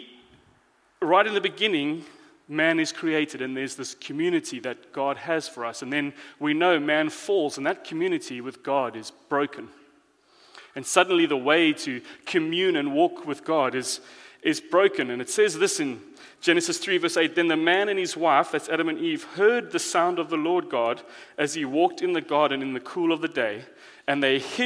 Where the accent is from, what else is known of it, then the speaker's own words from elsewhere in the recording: South Africa; moved away; I am foreign, I'm from South Africa